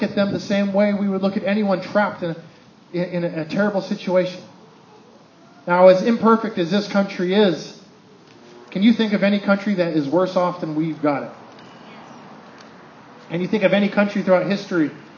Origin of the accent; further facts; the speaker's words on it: United States; I'm an American